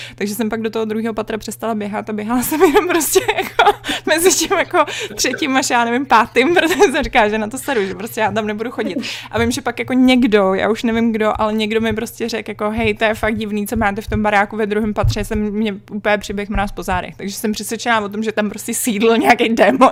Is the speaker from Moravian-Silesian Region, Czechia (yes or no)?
no; Prague, Czechia; já jsem vyrůstala na Vinohradech, uh, na Praze 2